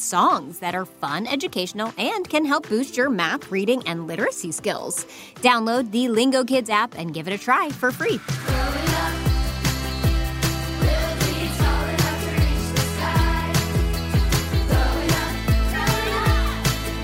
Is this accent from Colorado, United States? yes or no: no; West Virginia, United States; my home state, West Virginia